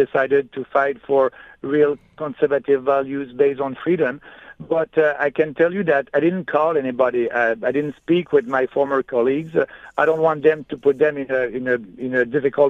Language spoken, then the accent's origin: English; Canada; we are Canadian